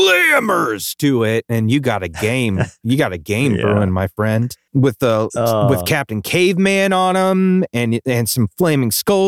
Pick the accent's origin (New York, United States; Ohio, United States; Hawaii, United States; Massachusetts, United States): Hawaii, United States; That was something we had growing up in Hawaii, and it was just like, literally, it was like milk caps.